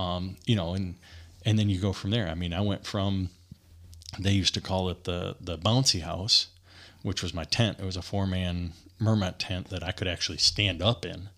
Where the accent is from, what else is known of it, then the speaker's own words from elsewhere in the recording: Bloomingdale, Michigan, United States; moved away; I grew up in Michigan